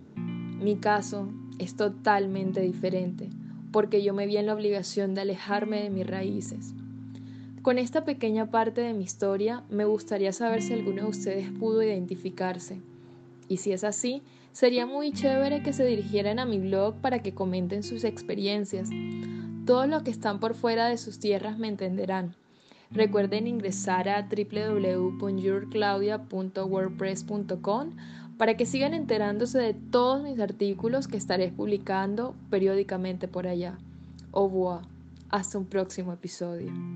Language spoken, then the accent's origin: Spanish; Barranquilla, Atlántico, Colombia; moved away as an adult; now in France; soy de Barranquilla, una ciudad extremadamente acogedora, a la cual anhelo regresar muy pronto